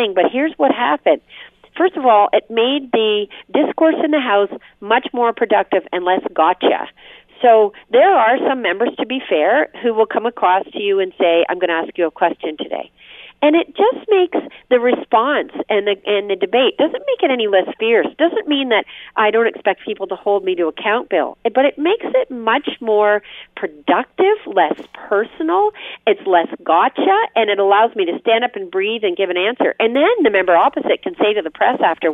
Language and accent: English; Windsor, Ontario, Canada; I came from Windsor